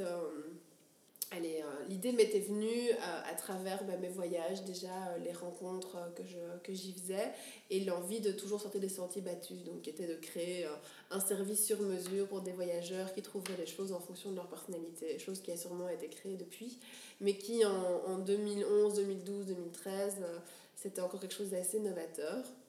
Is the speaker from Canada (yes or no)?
no; Brussels, Brussels-Capital Region, Belgium; also born or lived in Geneva; D'où je viens bah, Je viens d'ici, de Bruxelles. à Bruxelles. Euh, je suis belge d'origine, deux parents belges